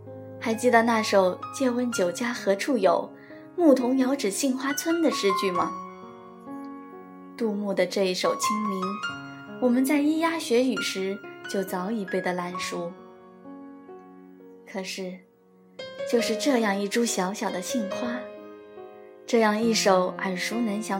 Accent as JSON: {"language": "Chinese", "town": "Chizhou", "region": "Anhui", "country": "China", "tie": "born or raised there", "said": "则是生我养我的故乡，池州。"}